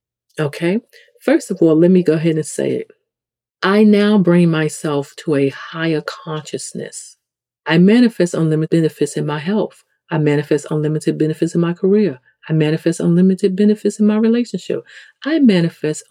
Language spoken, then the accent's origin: English; New York City, New York, United States; accent: New York; If you come from the hood in the ghetto, like I come from the South Bronx